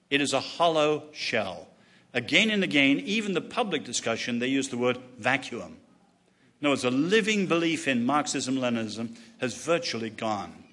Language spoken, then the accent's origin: English; China; born there; China, um, I was born in China, lived there, and loved going there.